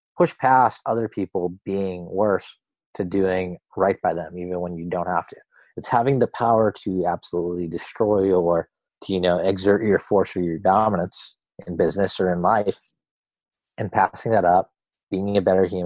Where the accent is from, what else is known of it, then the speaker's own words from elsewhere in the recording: Boston, Massachusetts, United States; I'm an Indian guy. My parents are immigrants. I come from Boston